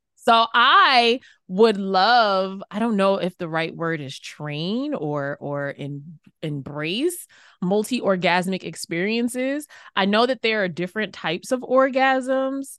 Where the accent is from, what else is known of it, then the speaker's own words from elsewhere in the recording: New York City, New York, United States; I grew up in Queens, New York